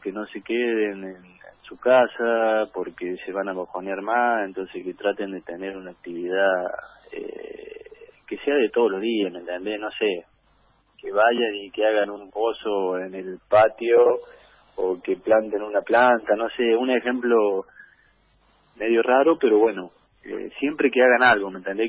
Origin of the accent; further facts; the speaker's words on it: Jesús María, Córdoba, Argentina; Acá en Jesús María, en, en mi ciudad natal